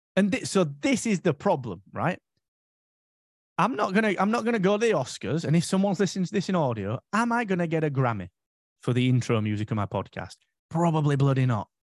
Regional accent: United Kingdom; for five years, I was the only Brit there

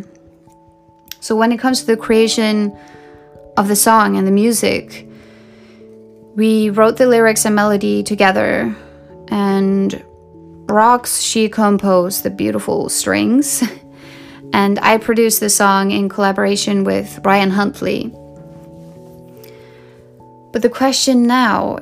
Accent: Sweden; I grew up in Sweden, the country of pop

